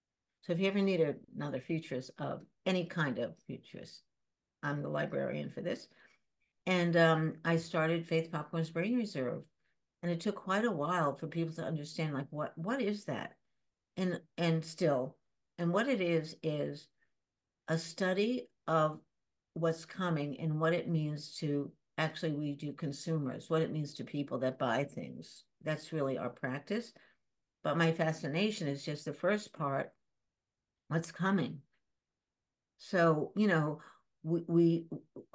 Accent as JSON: {"language": "English", "town": "New York City", "region": "New York", "country": "United States", "tie": "born or raised there", "also_born_or_lived": "Shanghai", "said": "I grew up in the East Village after Shanghai."}